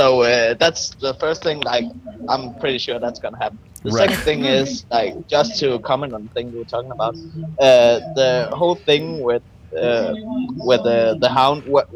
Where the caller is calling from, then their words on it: Denmark; I'm calling from Denmark.